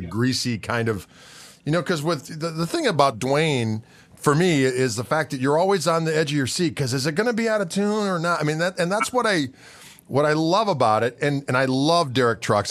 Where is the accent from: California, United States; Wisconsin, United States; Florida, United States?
Wisconsin, United States; southeastern; we're from the South, southeastern Wisconsin